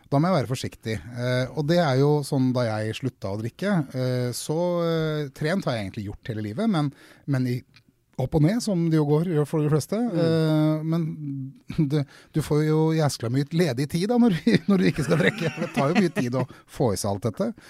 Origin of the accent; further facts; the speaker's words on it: Drammen, Buskerud, Norway; also born or lived in Krokstadelva; Jeg vokste opp på Konnerud, og så har jeg bodd i flere steder i Drammen by.